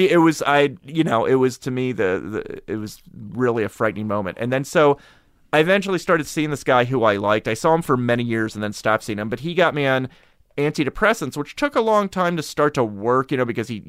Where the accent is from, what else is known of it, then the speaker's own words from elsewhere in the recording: Harrisburg, Pennsylvania, United States; I grew up in Harrisburg.